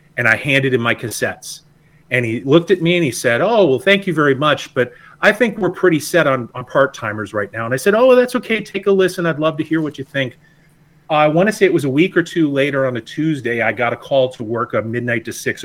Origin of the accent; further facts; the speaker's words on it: Napoleon, Ohio, United States; WNDH in Napoleon, Ohio, my hometown radio station where I went to high school.